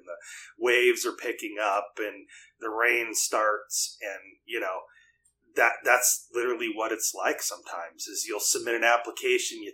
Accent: Lake Stevens, Washington, United States; also born or lived in Midwest; I've lived in Lake Stevens for most all my life

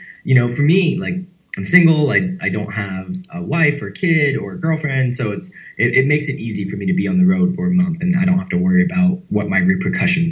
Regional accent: Washington, United States; moved away as an adult; also born or lived in Portland, Oregon; now in Austin, United States; I'm originally from the Pacific Northwest. I grew up in Washington State, moved to Portland, Oregon, and went to college

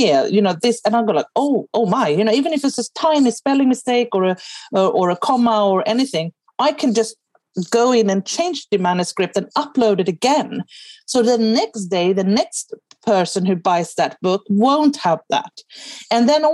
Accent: Sweden; first language Swedish; English is a second language; now in England; I'm obviously Swedish

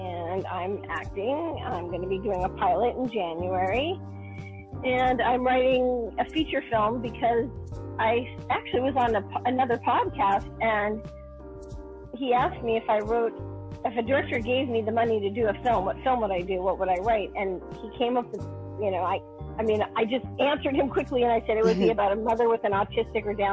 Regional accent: New York, United States; I grew up in New York, and I started modeling when I was 2.5

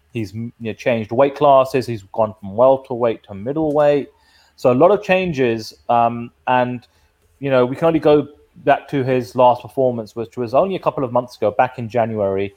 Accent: United Kingdom; being the Brit

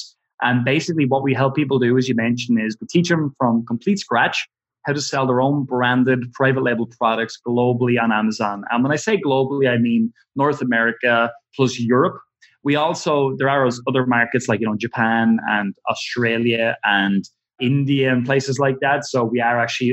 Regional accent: Ireland; we're from Ireland, you know, a little town where nobody's heard of anything like ClickFunnels

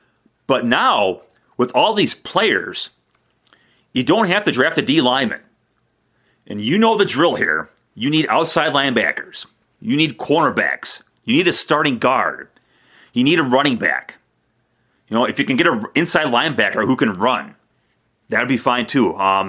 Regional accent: Burlington, Wisconsin, United States; I'm from Burlington. I played at Burlington High School.

